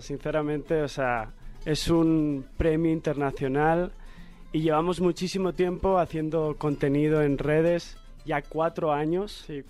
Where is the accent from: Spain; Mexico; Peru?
Spain; soy de España